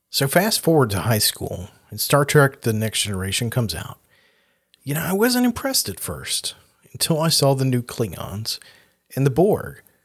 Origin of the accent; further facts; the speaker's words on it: the South, United States; growing up in the South as a very aware of who I was, blonde-haired, blue-eyed, white boy